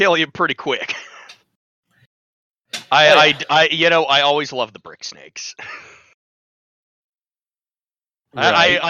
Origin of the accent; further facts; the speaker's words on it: Washington, United States; I'm from Washington and I'm north of Seattle